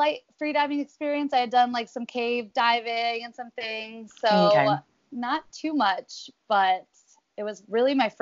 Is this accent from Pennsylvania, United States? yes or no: yes; Philadelphia, Pennsylvania, United States; moved away as an adult; now in Hawaii, United States; I grew up in Philadelphia, Pennsylvania, and migrated out to Hawaii about 7-8 years ago.